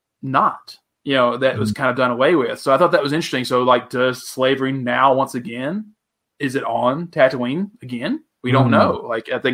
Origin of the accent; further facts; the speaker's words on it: the South, United States; moved away; I'm from the South.